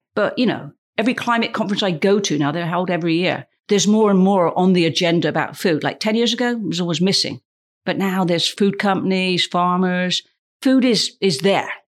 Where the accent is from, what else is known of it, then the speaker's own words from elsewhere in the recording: United Kingdom; I'm British